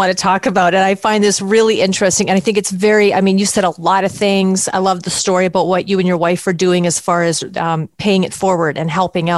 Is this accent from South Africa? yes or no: no; Canada; I'm from Canada